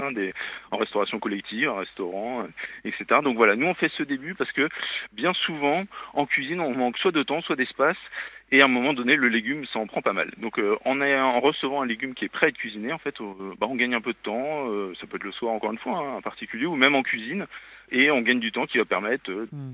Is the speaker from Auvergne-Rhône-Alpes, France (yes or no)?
yes; Lyon, Auvergne-Rhône-Alpes, France; je suis lyonnais